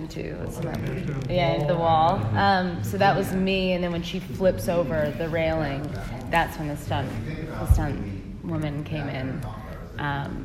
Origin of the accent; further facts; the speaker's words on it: Canada; I'm from Canada